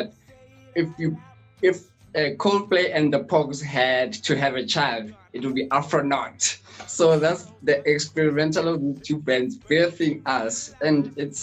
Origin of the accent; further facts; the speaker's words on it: Johannesburg, Gauteng, South Africa; the area and the neighborhood where we're from in Johannesburg, Soweto